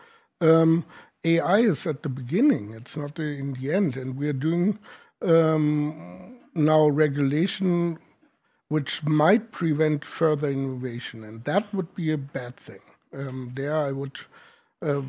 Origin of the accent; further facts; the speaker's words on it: Germany; my home country